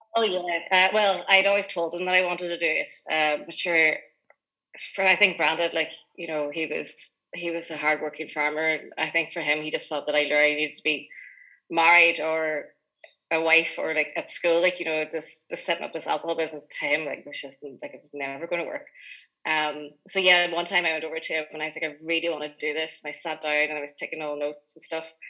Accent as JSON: {"language": "English", "town": "Greencastle", "region": "Ulster", "country": "Ireland", "tie": "born or raised there", "also_born_or_lived": "United Kingdom", "said": "I grew up in Greencastle, which is in Inishowen"}